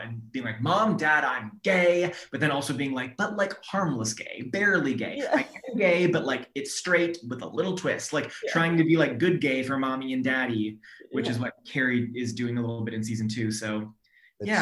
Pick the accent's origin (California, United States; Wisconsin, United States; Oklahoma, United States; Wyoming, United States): California, United States; Sacramento; also born or lived in Orange County, California; I grew up in Sacramento, and I went to school at UC Irvine in Orange County